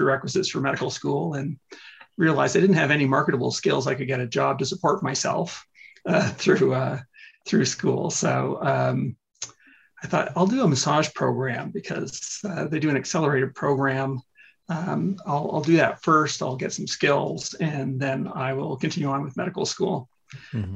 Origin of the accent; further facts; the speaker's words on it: Canada; I'm Canadian